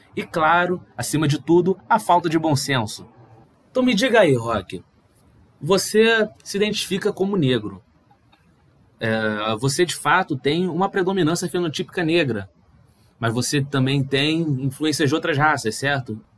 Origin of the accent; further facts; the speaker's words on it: Rio de Janeiro, Brazil; eu nasci no Rio de Janeiro